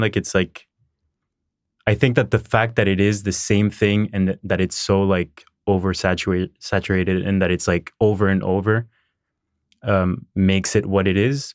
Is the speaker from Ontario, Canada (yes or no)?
no; Montreal, Quebec, Canada; I was born in Montreal, um, raised here.